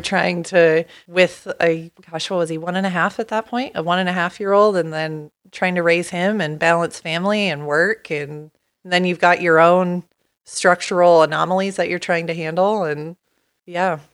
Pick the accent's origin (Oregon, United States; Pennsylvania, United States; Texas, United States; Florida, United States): Oregon, United States; Portland; moved away as an adult; also born or lived in Pullman, Washington; I grew up in Portland